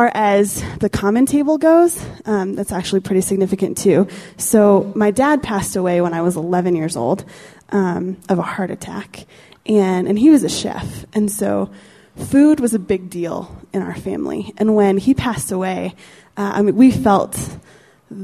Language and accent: English; Steamboat Springs, Colorado, United States; I grew up in Steamboat, a little ski town up in the northwestern corner of Colorado